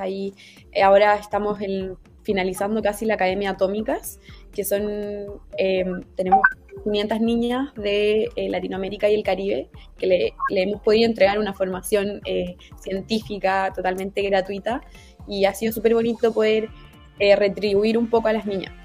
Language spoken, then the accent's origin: Spanish; Santiago, Santiago Metropolitan, Chile; de Santiago, pero mm, ahí tengo un par de familiares en Iquique